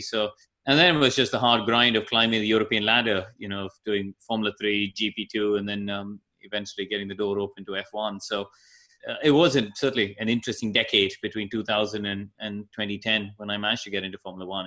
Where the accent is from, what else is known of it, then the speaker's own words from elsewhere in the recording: Chennai, Tamil Nadu, India; moved away; I grew up in Madras where we had India's first racetrack